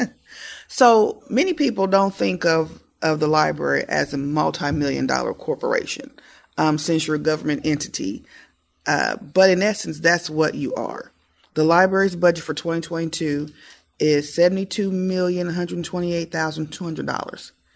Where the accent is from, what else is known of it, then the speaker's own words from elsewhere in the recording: Muncie, Indiana, United States; growing up in Muncie, walking to my library